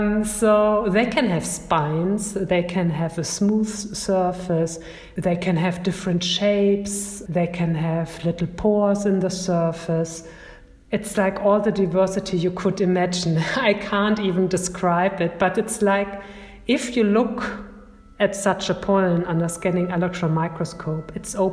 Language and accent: English; Germany; English is a second language; Yeah, hello everybody. … I'm from Germany, from the Natural History Museum in Berlin.